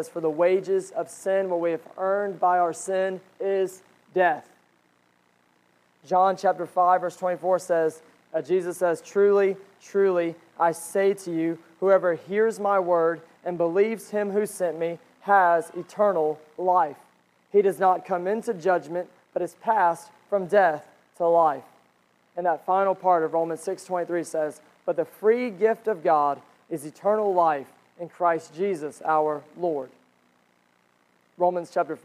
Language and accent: English; United States; we as Americans